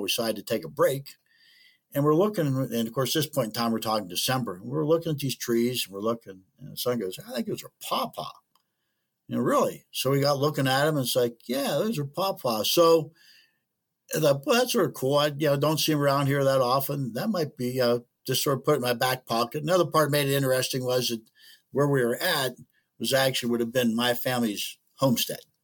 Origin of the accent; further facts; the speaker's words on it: Clinton, United States; I grew up out in Clinton and wasn't a whole lot around there